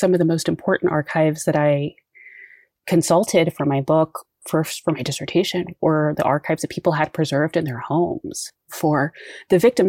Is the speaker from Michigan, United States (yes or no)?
no; Uvalde, Texas, United States; As a student growing up in Uvalde